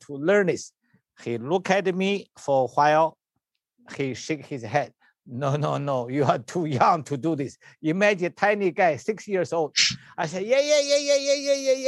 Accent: China; English is a second language; moved away; I was born in China.

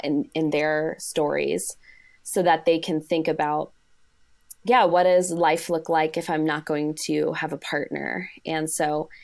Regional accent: Arizona, United States; I'm from Arizona

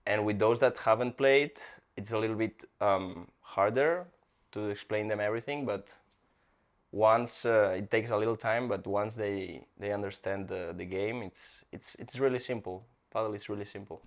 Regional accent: Barcelona, Catalonia, Spain; English is a second language; moved away as an adult; now in Miami, United States; I'm from Spain, Barcelona, Spain

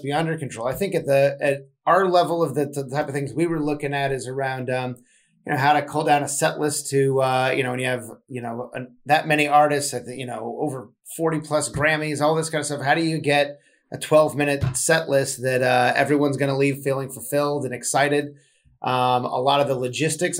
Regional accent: Southern California, United States; I'm from Southern California originally. I grew up on West Coast hip hop

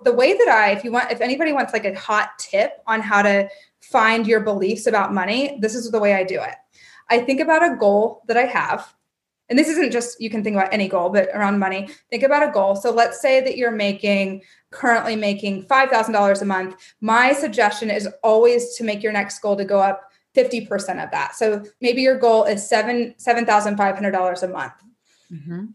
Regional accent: Kentucky, United States; moved away; also born or lived in New York City; I grew up in Kentucky

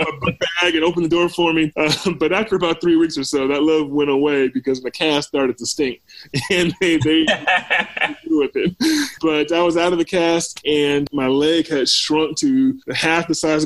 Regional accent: Hampton, Virginia, United States; moved away as an adult; also born or lived in Baltimore, Maryland / Atlanta, Georgia; I was born in Baltimore and was actually born at Johns Hopkins. And, you know, it's funny, I made my way back there for medical school and residency some, you know, 22 years later. I grew up in Virginia. I went to high school down in Hampton area, Hampton, Virginia

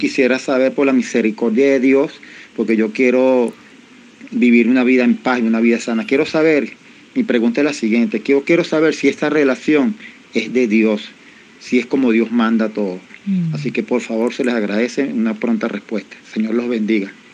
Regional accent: Venezuela; soy de Venezuela

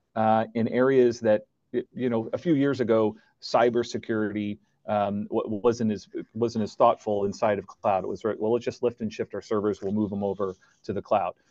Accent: United States; moved away as an adult; now in Canada; I'm originally American

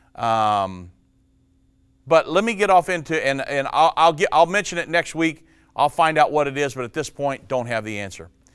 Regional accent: Indiana, United States; moved away; I was born and raised in Indiana

